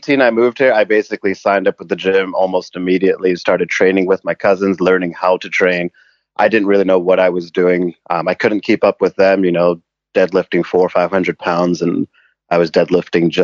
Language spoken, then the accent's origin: English; England, United Kingdom; moved away as an adult; also born or lived in Canada; now in Vancouver, Canada; I was born in Canada, but I grew up in England. And we moved back to Vancouver when I was 18